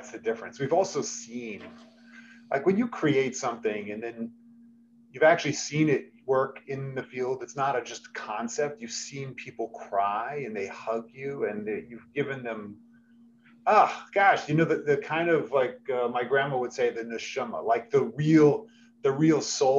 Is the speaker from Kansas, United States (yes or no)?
no; New York City, New York, United States; now in Philadelphia, United States; I'm originally from New York City, moved to Philadelphia with my mom, single mom who brought us here, and stayed in Philadelphia after graduation.